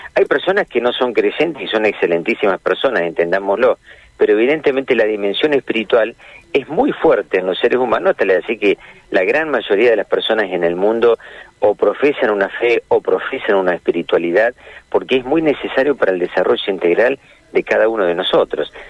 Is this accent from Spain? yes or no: no; Argentina; los argentinos eh, no, no nacimos de, digamos, en otro lugar y vinimos a vivir acá. Somos argentinos